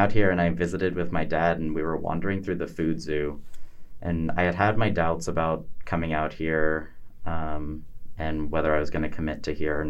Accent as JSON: {"language": "English", "region": "Colorado", "country": "United States", "tie": "born or raised there", "moved": "as an adult", "lives_now": "Missoula, United States", "said": "I grew up in Colorado"}